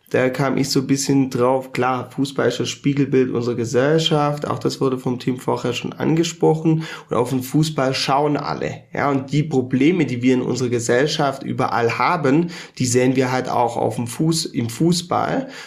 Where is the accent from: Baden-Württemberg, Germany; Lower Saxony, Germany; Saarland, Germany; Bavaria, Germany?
Baden-Württemberg, Germany; Rottweil; also born or lived in Mainz / Munich; Also ich habe ja auch ein paar Jahre in Mainz gelebt, ein paar Jahre in München, ähm, dann natürlich in meiner Heimatstadt Rottweil